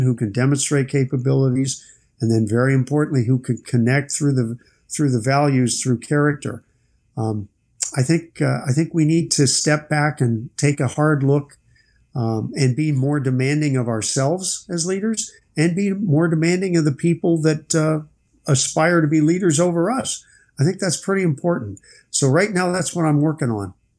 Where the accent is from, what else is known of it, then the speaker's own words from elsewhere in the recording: United States; I'm an American